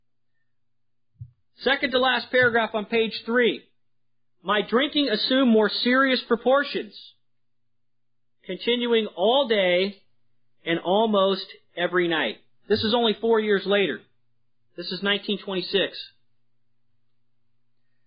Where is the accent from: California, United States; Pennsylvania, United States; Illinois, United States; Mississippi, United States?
California, United States; San Francisco; I was from San Francisco